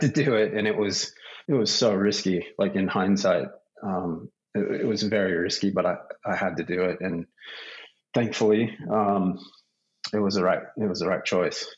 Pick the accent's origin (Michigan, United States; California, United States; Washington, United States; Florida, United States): California, United States; Los Angeles; moved away as an adult; also born or lived in San Diego; now in Australia; I'm from Southern California. My family's well, six generations from Los Angeles. So I grew up there